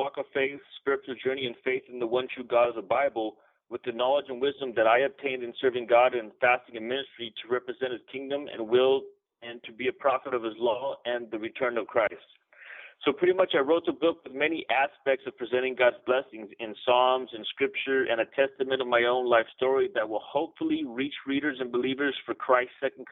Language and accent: English; San Bernardino, California, United States; I'm from San Bernardino, California. I was born in California.